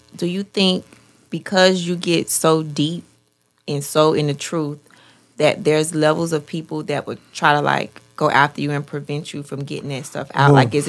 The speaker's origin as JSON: {"language": "English", "town": "Miami", "region": "Florida", "country": "United States", "tie": "born or raised there", "said": "I grew up in Liberty City."}